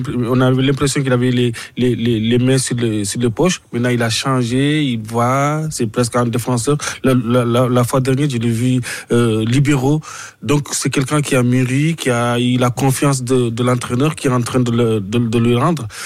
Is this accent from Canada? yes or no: no; Mauritania; moved away as an adult; now in France; je venais de la Mauritanie